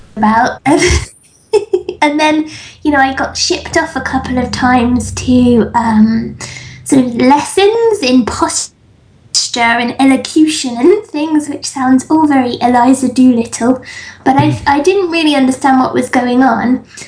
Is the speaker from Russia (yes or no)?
no; England, United Kingdom; I grew up in England